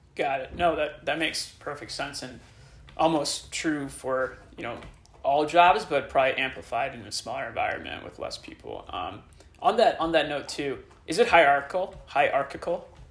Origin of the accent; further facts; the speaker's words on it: Illinois, United States; now in San Francisco, United States; growing up in Illinois